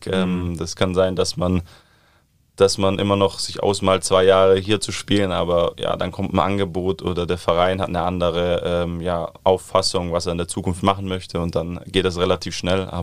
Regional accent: Southern Germany, Germany; aber ich komme ja eigentlich aus dem Süden des Landes, von daher vermisse ich meine Freunde dann schon, äh, Familie auch.

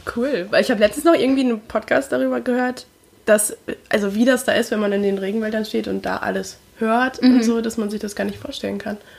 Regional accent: Lower Saxony, Germany; ich bin halt in Niedersachsen groß geworden

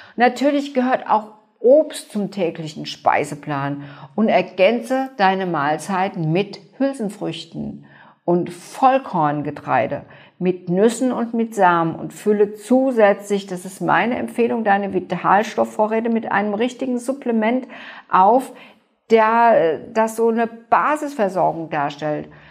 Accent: Germany; bei uns in Deutschland

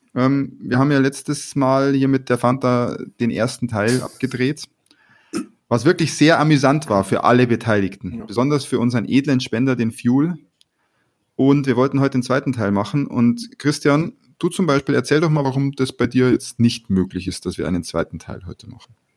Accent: Bavaria, Germany; wie man bei uns in Bayern sagt.

